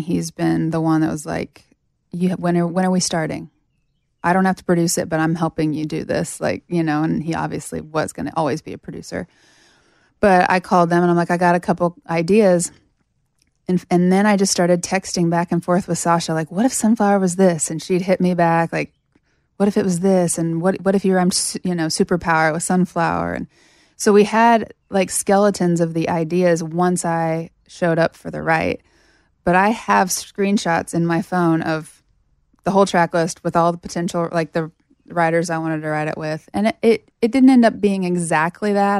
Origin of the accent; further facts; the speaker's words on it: Sterling, Kansas, United States; moved away; I was living in my hometown in Kansas at this, at this point